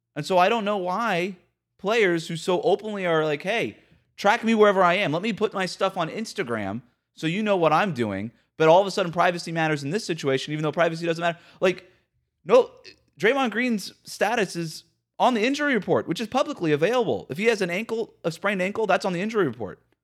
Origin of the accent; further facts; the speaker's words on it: Florida, United States; my home state of Florida